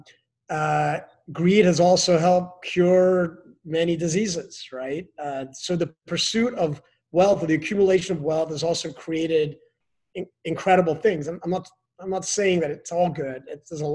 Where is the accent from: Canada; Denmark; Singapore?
Denmark; now in United States; I'm from Denmark